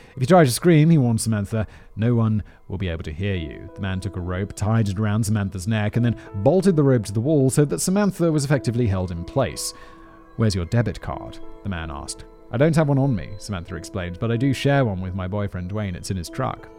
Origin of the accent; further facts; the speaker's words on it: United Kingdom; as a British person